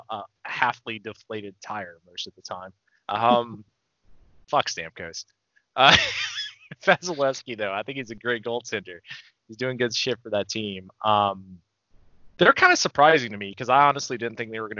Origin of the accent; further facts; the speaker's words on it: Atlanta, Georgia, United States; I'm from Atlanta